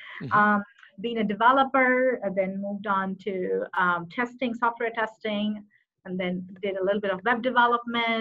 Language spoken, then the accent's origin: English; Madurai, Tamil Nadu, India; moved away as an adult; also born or lived in Minneapolis, United States; now in Dallas, United States; I was born in, I'm originally from a city called Madurai. It's very famous for a beautiful ancient temple called Meenakshi Temple. And I grew up in Tamil Nadu, for a long time, about like 18 to 19 years until I graduate